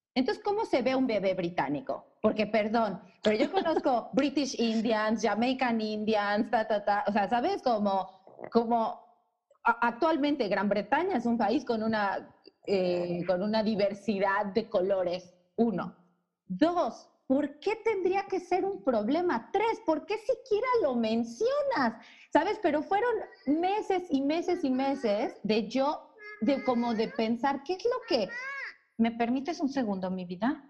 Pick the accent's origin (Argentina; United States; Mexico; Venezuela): Mexico; yo soy mexicana